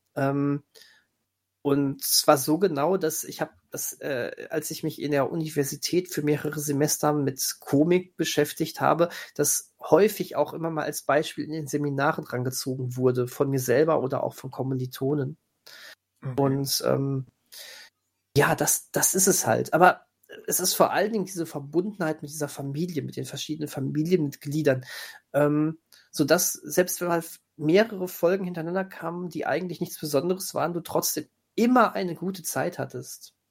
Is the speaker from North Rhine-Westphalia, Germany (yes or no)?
yes; near where Bang Boom Bang was filmed, North Rhine-Westphalia, Germany; accent: Pott; ich komme ganz in Nähe aus dem Ort, wo die, wo Bang Boom Bang gedreht wurde